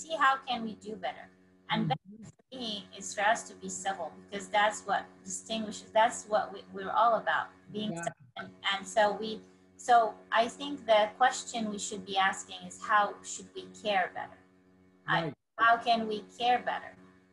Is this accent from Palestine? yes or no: yes; Palestine; I'm from Palestine